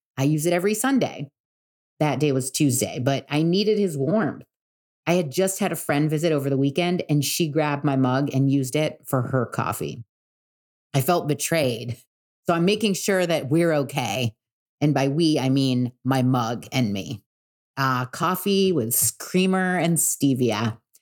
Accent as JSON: {"language": "English", "town": "Newport Beach", "region": "California", "country": "United States", "tie": "born or raised there", "said": "I was born and raised in Newport Beach"}